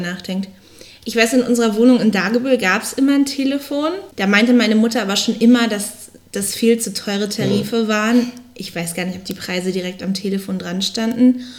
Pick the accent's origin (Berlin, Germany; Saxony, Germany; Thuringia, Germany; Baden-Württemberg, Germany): Berlin, Germany; ich komme ja aus Berlin